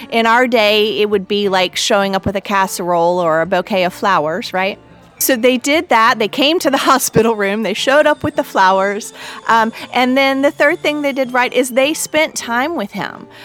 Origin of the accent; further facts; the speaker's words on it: North Carolina, United States; my home state of North Carolina